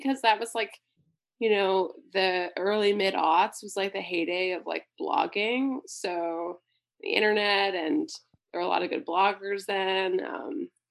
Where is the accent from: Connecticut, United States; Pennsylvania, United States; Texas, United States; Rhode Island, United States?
Pennsylvania, United States; Pittsburgh; I grew up born and raised in Pennsylvania and Pittsburgh